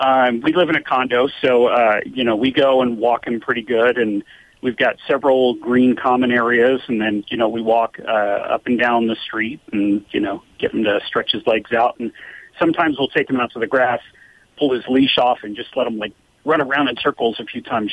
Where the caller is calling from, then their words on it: Alpine, California, United States; Alpine, California.